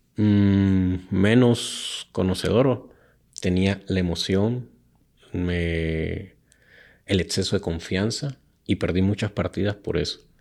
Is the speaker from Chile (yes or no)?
no; Nicaragua; el nicaragüense